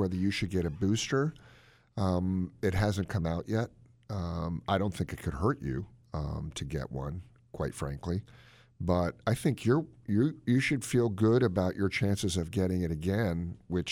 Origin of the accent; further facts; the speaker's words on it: Gaithersburg, Maryland, United States; Gaithersburg, where I grew up, by the way, in my hometown